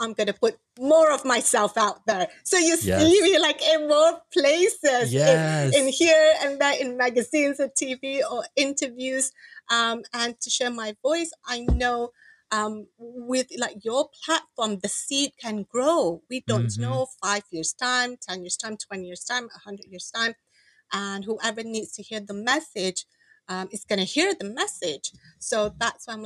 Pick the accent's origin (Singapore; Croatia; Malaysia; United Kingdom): Malaysia; moved away as an adult; now in United States; I'm the first generation here, migrated to in America. Mm-hmm. My kids could be second, but I want them to remember their roots, their heritage, what is it about, whether being a Malaysian